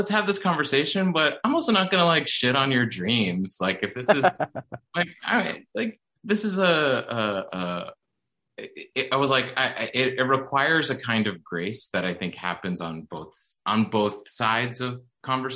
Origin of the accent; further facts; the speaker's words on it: suburbs of Massachusetts, United States; now in New York, United States; my family in the suburbs of Massachusetts